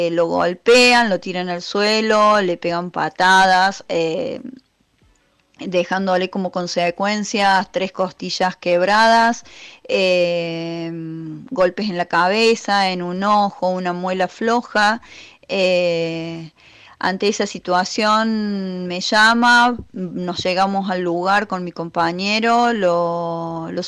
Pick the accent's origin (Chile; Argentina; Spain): Argentina; Santa María de Punilla, Córdoba; yo soy de Santa María de Punilla y estamos con varias irregularidades en este sector en relación al trazado de la autovía.